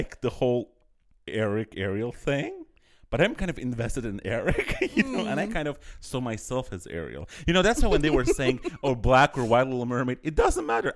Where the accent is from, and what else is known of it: Azerbaijan